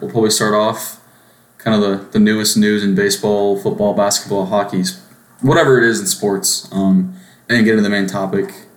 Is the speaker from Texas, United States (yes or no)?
yes; Austin, Texas, United States; I am from Austin, Texas